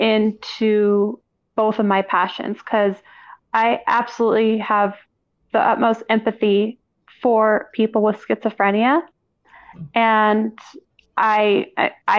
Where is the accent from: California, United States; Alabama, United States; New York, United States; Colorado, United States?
Colorado, United States; I'm born and raised in Colorado